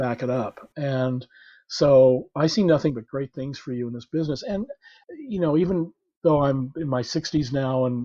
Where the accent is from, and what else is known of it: Oklahoma, United States; born or raised there